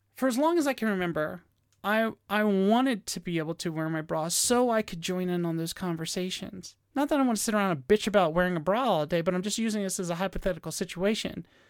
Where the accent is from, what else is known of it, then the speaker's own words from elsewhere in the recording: Virginia, United States; moved away; my home state of Virginia